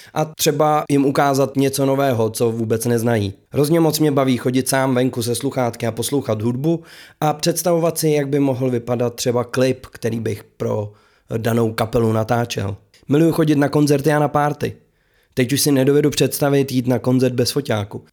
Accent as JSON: {"language": "Czech", "town": "Králův Dvůr", "region": "Central Bohemian Region", "country": "Czechia", "said": "u nás v Králováku ve svých patnácti letech"}